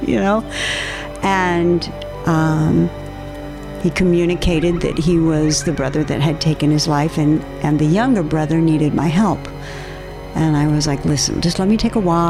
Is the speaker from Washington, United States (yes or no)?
yes; Washington, United States; born or raised there; moved away as an adult; also born or lived in Arizona